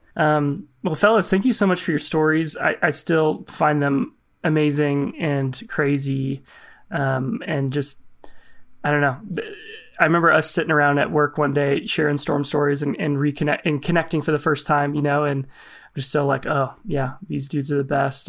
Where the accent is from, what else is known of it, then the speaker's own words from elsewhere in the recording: Lincoln, Nebraska, United States; I grew up in Lincoln, so far southeast Nebraska, it's the capital.